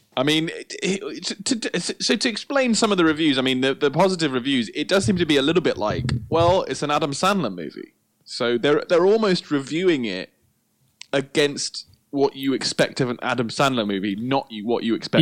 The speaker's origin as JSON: {"language": "English", "country": "United Kingdom", "said": "we're we're British"}